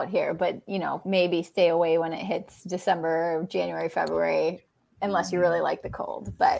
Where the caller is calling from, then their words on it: Wisconsin, United States; I'm in Western Wisconsin, about an hour and a half away from Minneapolis.